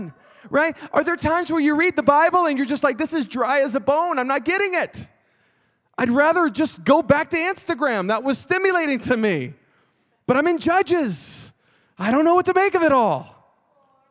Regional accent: Texas, United States; I'm from Texas

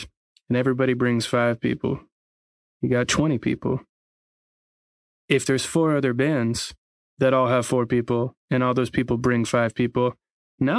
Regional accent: Atlanta, Georgia, United States; I was from Atlanta, but also Georgia

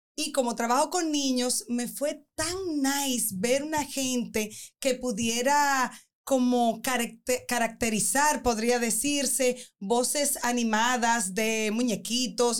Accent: Dominican Republic; nosotras como mujeres y más como dominicanas

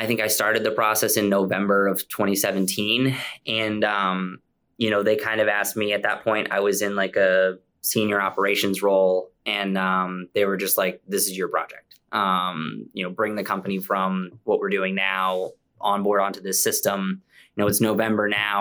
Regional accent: Maine, United States; also born or lived in Central Virginia; we ended up moving back to Maine.

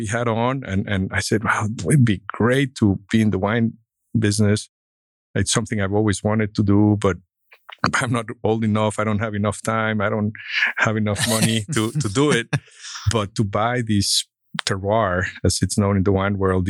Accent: Mexico; moved away as an adult; also born or lived in Mexico City, Mexico; now in Fort Worth, United States; growing up in Mexico, going to Berkeley.

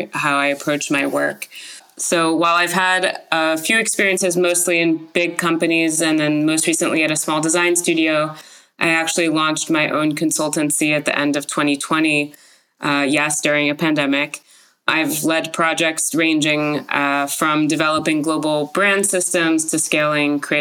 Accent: Paris, Île-de-France, France; now in San Francisco, United States; I grew up in Paris, France

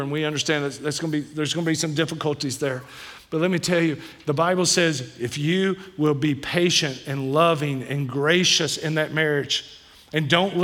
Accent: Kentucky, United States; I'm from Kentucky

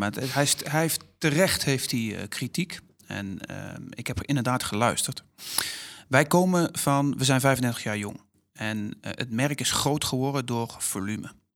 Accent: Netherlands

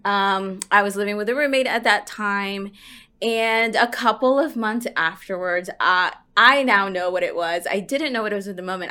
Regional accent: Houston, Texas, United States; also born or lived in Lubbock, Texas; I grew up in Houston

